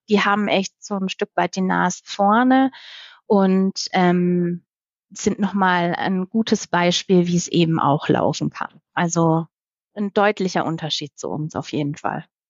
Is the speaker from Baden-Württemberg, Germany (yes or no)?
yes; Baden-Württemberg, Germany; moved away; damals noch in meinem Heimatland Baden-Württemberg